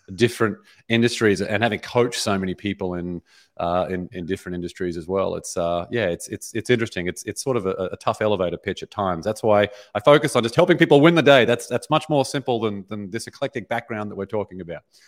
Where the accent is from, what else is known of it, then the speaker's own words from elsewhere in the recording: Brisbane, Queensland, Australia; moved away as an adult; now in Los Angeles, United States; born and raised in, in Brisbane, Australia